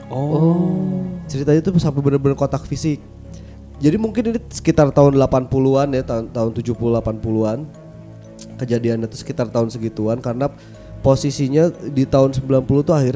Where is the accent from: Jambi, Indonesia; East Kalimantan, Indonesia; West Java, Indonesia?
West Java, Indonesia; Bandung; kalau kampung halaman, saya kampung halaman pasti di Bandung, karena uh. saya lahir di Bandung kan.